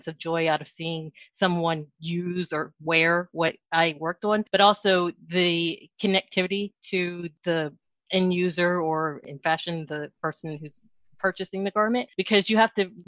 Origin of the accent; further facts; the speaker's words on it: East Coast, United States; also born or lived in Dallas; now in Washington, D.C., United States; If I was born and raised on the East Coast, I have had the chance to live in several other states